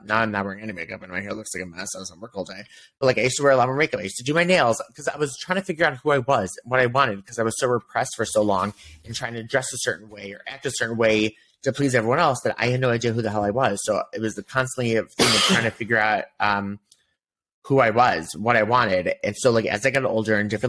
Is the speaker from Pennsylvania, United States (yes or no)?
no; Chicago, Illinois, United States; moved away as an adult; also born or lived in New York; now in Tel Aviv, Israel; We grew up as kids in Chicago.